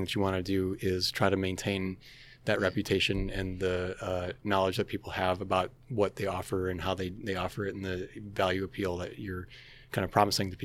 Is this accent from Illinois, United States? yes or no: yes; Illinois, United States; also born or lived in Roselle, Illinois; We have both lived in Illinois our whole lives, grew up around here and went to school around here.